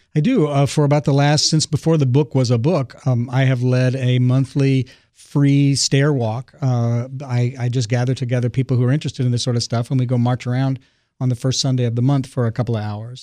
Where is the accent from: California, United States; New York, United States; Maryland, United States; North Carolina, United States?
California, United States; Los Angeles; I, I grew up in the Pacific Palisades area